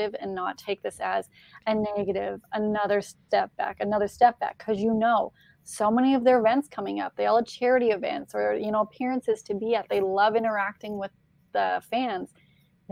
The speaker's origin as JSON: {"language": "English", "country": "Canada", "said": "I'm from Canada"}